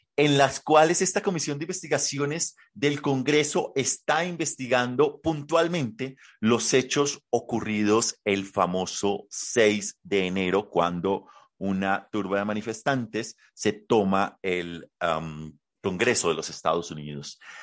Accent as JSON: {"language": "Spanish", "country": "Colombia", "said": "quienes somos colombianos"}